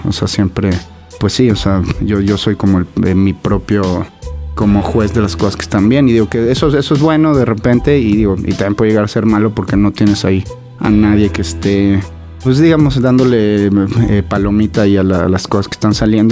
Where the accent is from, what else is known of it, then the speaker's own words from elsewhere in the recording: Mexico; los mexas sobre todo vivimos